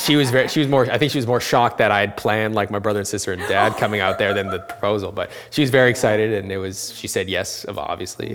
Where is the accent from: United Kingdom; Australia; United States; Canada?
Canada; I was born and raised in Canada. I'm Canadian